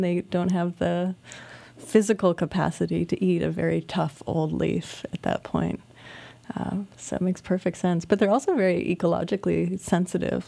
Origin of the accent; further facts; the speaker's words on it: Iowa, United States; now in Brooklyn, United States; as a kid growing up in Iowa